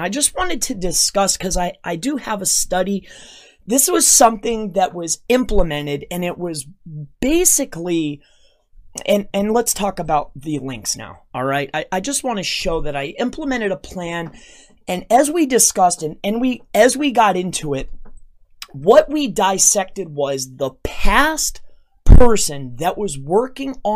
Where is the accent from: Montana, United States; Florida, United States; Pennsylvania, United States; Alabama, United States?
Florida, United States; my hometown in Florida